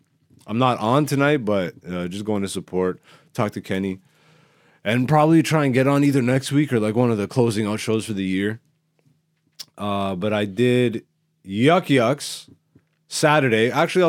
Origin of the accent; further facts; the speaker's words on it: Greece; born there; That's why I'm … I was born in Greece. I'm Ethiopian though, but I rep everybody, but I rep who I am, you know, and I'm Ethiopian by blood.